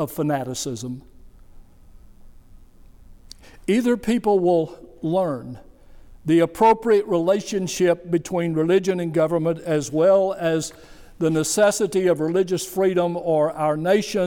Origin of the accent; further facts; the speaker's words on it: United States; I'm a religious person, a Christian, and I am an American